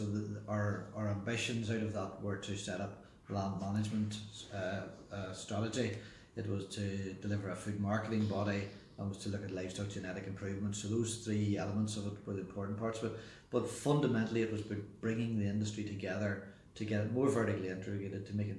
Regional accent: South Armagh, Northern Ireland, United Kingdom; Yeah, it was a good upbringing in a Presbyterian farming family in South Armagh. Third child of four children, of two brothers and one sister.

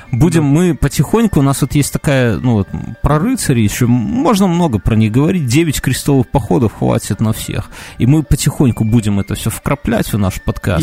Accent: Belarus

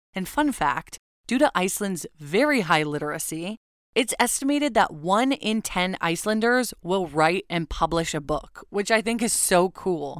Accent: Southern California, United States; now in Oregon, United States; Growing up in Southern California

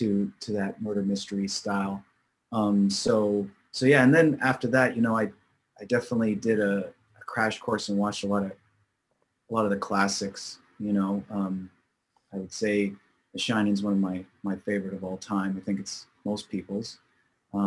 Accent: Markham, Ontario, Canada; I grew up in nearby Toronto, in Markham and Richmond Hill areas, which are suburbs outside of Toronto, in the greater Toronto area

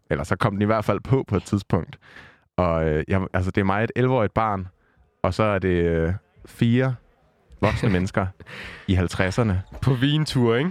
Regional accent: Vordingborg, Zealand, Denmark; med mine forældre hjemme i Vordingborg, hvor jeg kommer fra

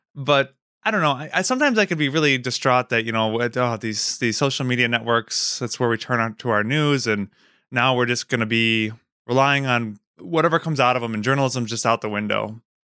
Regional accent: Wisconsin, United States; moved away as an adult; I grew up in Wisconsin

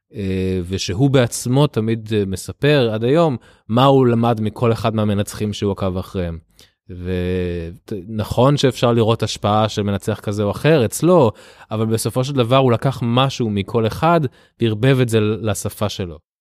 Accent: Israel; born or raised there; also born or lived in Tel Aviv

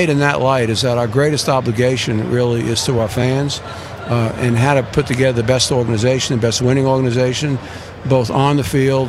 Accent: New York, United States; moved away as an adult; now in Atlanta, United States; as a New Yorker

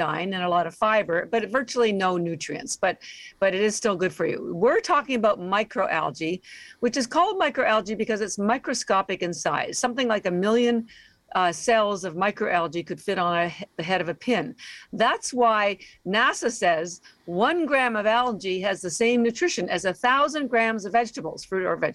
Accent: Canada; now in Boston, United States; We're actually based in Boston, although I am Canadian

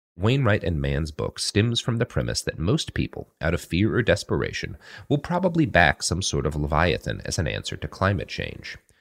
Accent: the Bible Belt, United States; As a child growing up in the Bible Belt

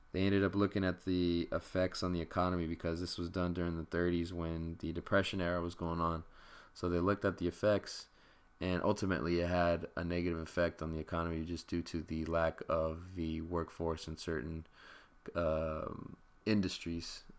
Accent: Stockton, California, United States; now in Los Angeles South Bay, United States; I'm from Stockton, North Cal

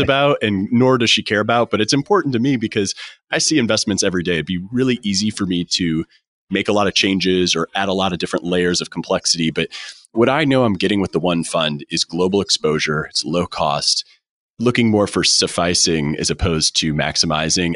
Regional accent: St. Louis, Missouri, United States; I'm from Saint Louis

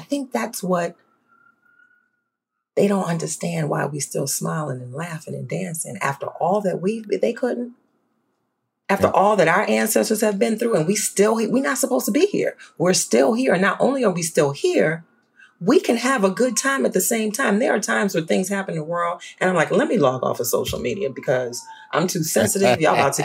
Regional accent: New Orleans, Louisiana, United States; moved away; I grew up in New Orleans

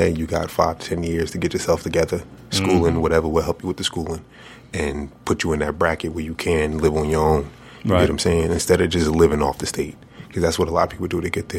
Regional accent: Newark, New Jersey, United States; moved away; I come from Newark, New Jersey.

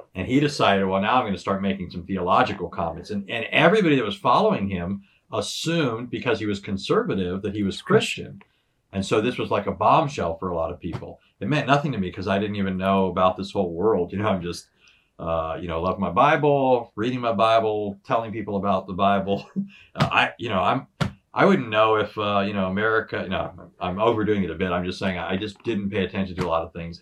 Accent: Southern California, United States; first language English; I was born and raised here in Southern California.

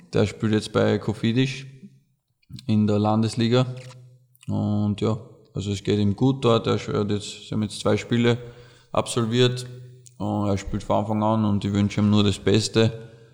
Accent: Oberdorf, Burgenland, Austria; bei uns in Oberdorf, wo wir aufgewachsen sind

